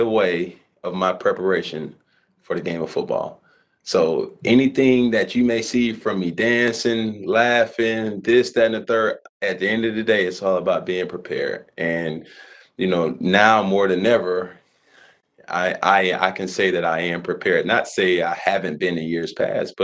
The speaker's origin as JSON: {"language": "English", "town": "Atlanta", "region": "Georgia", "country": "United States", "tie": "born or raised there", "said": "I grew up in Atlanta"}